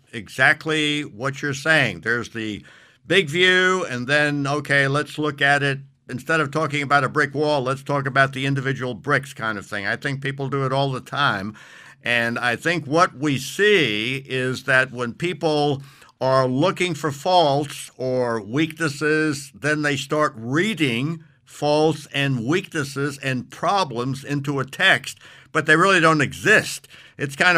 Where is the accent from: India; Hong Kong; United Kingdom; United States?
United States; New York City, New York; I'm originally from New York City